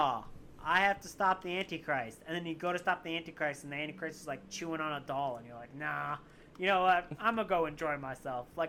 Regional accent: Canada; I am a Canadian. I'm super Canadian

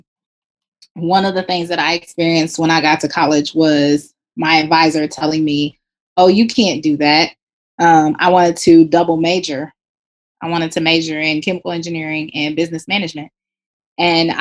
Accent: Kansas City, United States; moved away; growing up in Kansas City, the Black community there is very, very tight-knit.

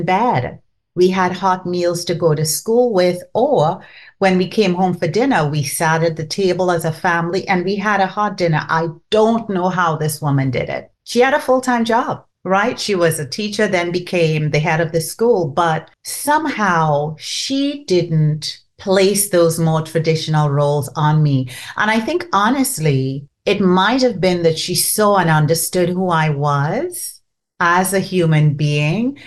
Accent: Trinidad & Tobago; first language Trinidadian Creole; English is a second language; moved away; So I grew up in Trinidad and Tobago, and you could tell from the accent

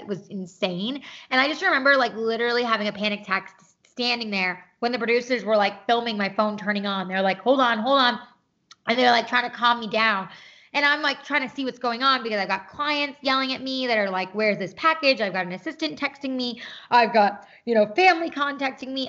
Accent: New York, United States; moved away as an adult; now in Los Angeles, United States; I am originally from New York.

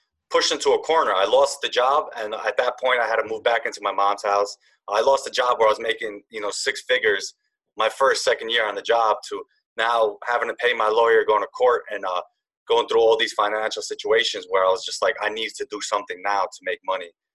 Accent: Yonkers, New York, United States; I'm from Yonkers, New York

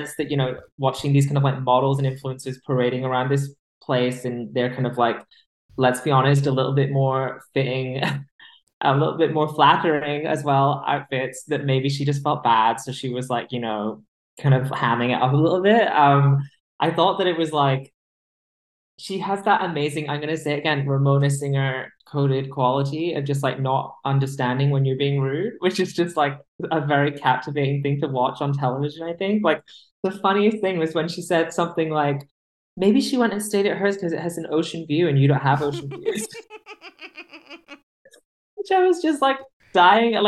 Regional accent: United Kingdom; As a British person

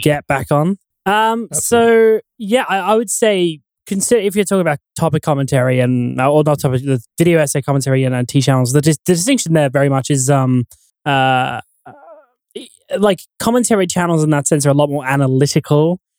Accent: Australia; now in Perth, Australia; my hometown, uh, or like the town that I grew up

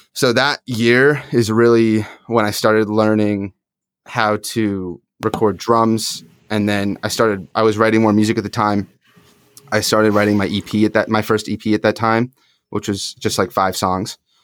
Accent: upstate New York, United States; now in Phoenix, United States; I grew up in upstate, though, so not in the city.

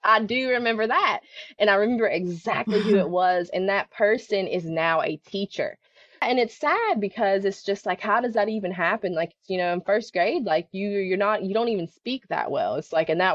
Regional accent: West Virginia, United States; I grew up in a really small town in West Virginia, not Western Virginia, but the state of West Virginia

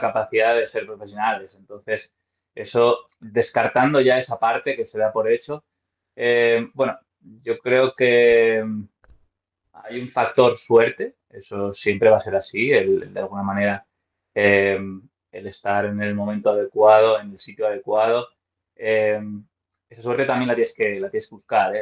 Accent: Madrid, Community of Madrid, Spain; yo soy de Madrid, tengo 34 años

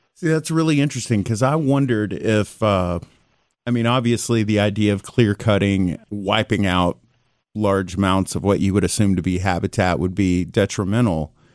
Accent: Tyler, Texas, United States; I'm from East Texas. I'm actually from Tyler, you know, ginormous pine trees

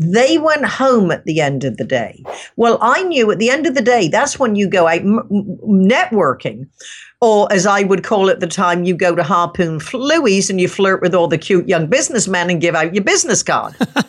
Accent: England, United Kingdom; I grew up in England and my dad was an entrepreneur, self-made man, very successful.

